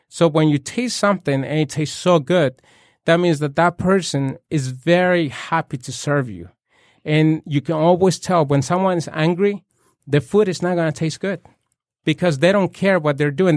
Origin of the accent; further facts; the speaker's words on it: Puebla, Mexico; moved away; I was born and raised in Puebla